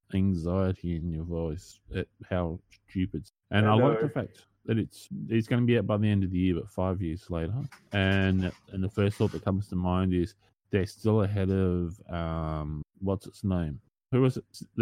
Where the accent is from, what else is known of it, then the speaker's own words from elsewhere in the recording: Australia; I'm Australian